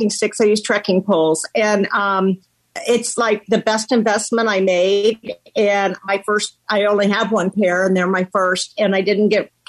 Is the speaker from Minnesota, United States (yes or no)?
no; Ohio, United States; I'm from Ohio as well.